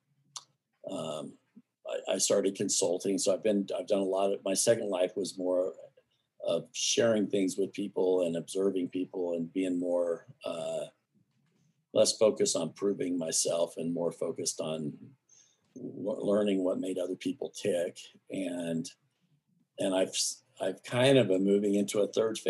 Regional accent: Arizona, United States; now in Jackson Hole, United States; I grew up in Arizona

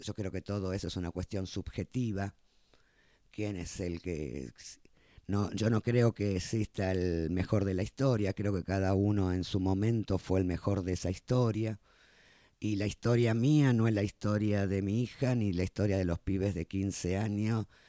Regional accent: Argentina; somos argentinos

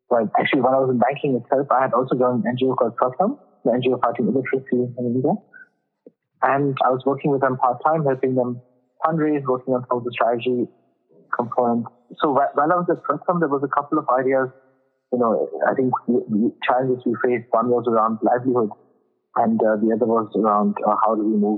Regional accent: Germany; So I was born and brought up in Germany. I went to school here, then studied in France

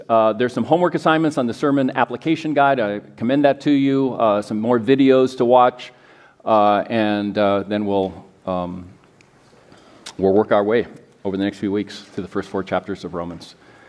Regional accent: United States; And a lot of things we miss because we are very American.

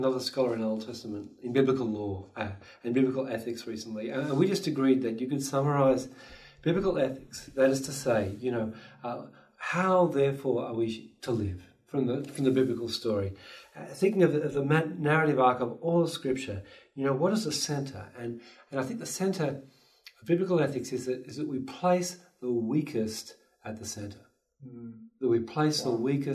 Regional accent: Australia; moved away as an adult; now in Vancouver, Canada; I'm an Aussie, so I grew up cuddling koalas and hopping with kangaroos

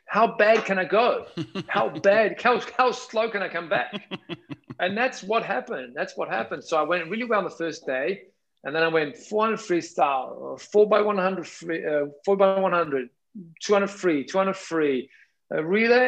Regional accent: Naples, Campania, Italy; English is a second language; I always love my hometown city. That's Napoli

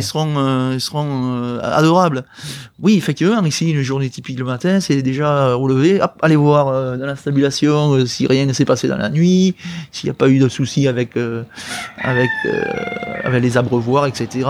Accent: Bordeaux, Nouvelle-Aquitaine, France; je suis de Bordeaux.

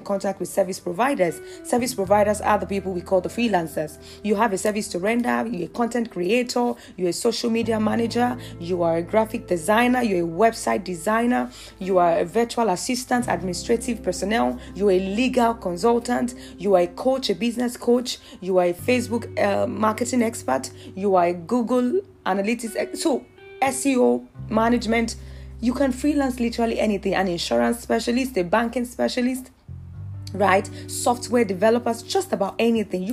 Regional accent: Nigeria; as a Nigerian

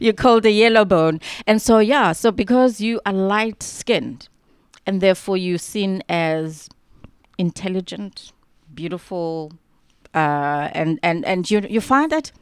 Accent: East London, Eastern Cape, South Africa; moved away as an adult; now in Cape Town, South Africa; I actually grew up in a township called Mtansane, just outside of East London.

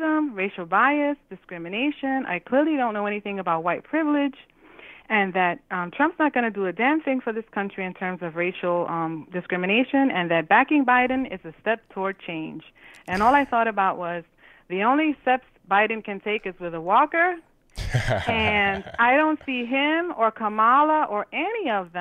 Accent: New York City, New York, United States; I'm from New York City

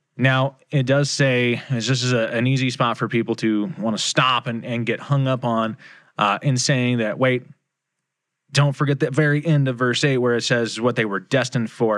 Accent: United States; here in America, I am a kingdom believer, right? I am a Christian before I am an American

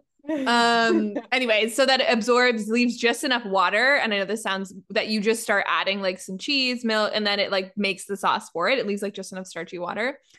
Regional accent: Canada; I'm Canadian

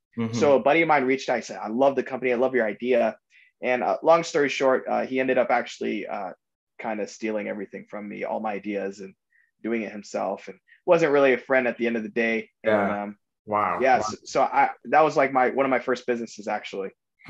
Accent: South Florida, United States; I grew up in South Florida

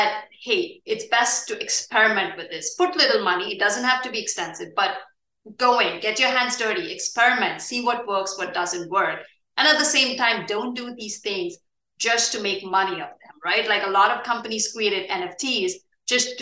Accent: India; moved away; India is also my home country.

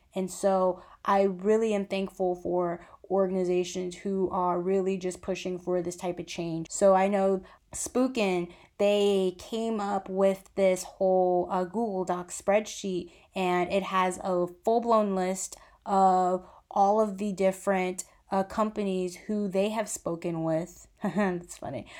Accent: United States; we are Americans

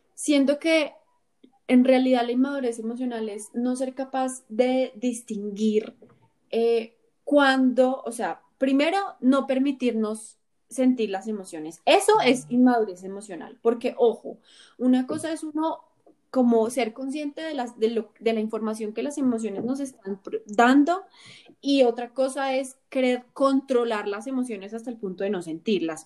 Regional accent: Colombia

